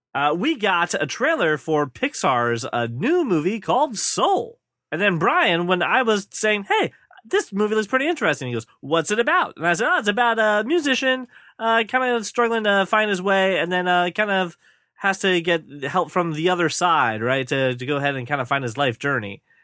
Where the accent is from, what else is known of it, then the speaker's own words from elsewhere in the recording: United States; my home country